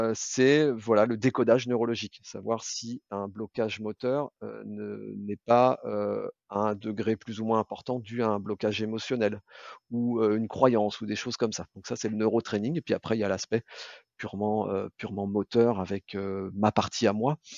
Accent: Brittany, France; je suis moi originaire de Bretagne

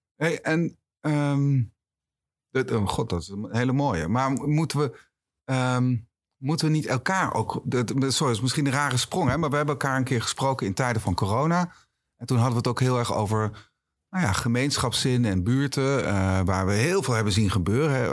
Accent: Achterhoek, Gelderland, Netherlands; moved away; ik kom oorspronkelijk uit de Achterhoek

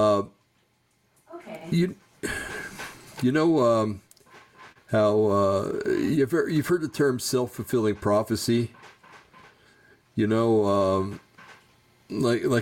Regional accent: United States; I'm an American

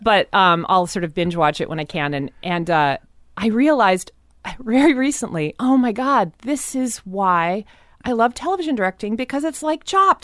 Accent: Seattle, Washington, United States; I grew up in a very white part of town always. I moved around very s, I mean, most of Seattle is very, very white.

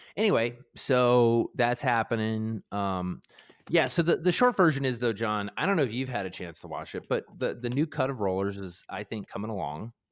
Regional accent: Baltimore, Maryland, United States; I grew up in Baltimore, and we grew up with Cal Ripken

